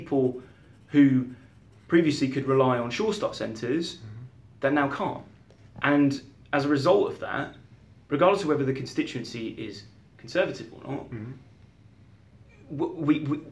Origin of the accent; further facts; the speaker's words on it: Beaconsfield, South East England, United Kingdom; also born or lived in Cairo; I grew up in Beaconsfield and I lived briefly abroad. So I lived in Cairo for 3 years.